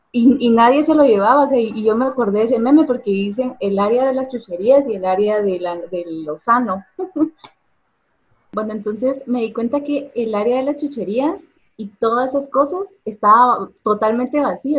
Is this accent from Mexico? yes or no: no; Guatemala; soy de Guatemala